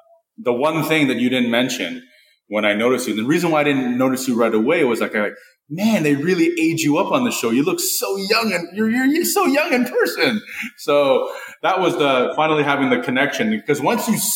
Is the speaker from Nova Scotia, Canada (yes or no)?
no; Toronto, Ontario, Canada; my childhood growing up in Rexdale and Flemo